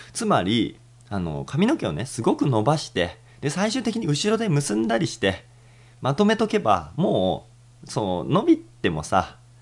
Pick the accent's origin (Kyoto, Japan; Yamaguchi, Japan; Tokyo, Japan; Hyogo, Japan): Tokyo, Japan; 僕も東京都民なんでね